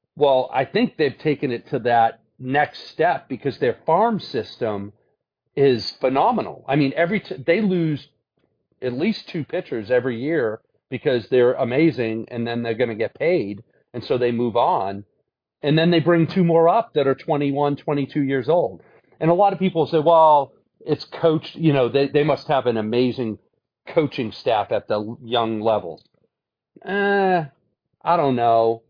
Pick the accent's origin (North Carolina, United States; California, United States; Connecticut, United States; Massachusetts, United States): Massachusetts, United States; Brockton; moved away as an adult; now in Atlanta, United States; Went back to my hometown, Brockton, and was a volunteer coach as I taught there as a history teacher